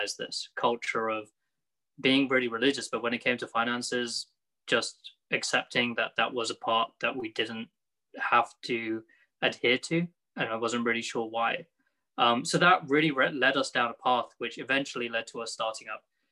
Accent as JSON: {"language": "English", "country": "United Kingdom", "tie": "born or raised there", "said": "I am a British Muslim, lived here my whole life, being in the UK"}